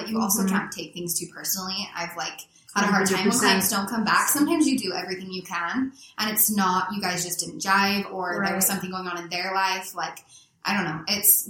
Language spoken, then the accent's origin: English; South Ogden, Utah, United States; I grew up in South Ogden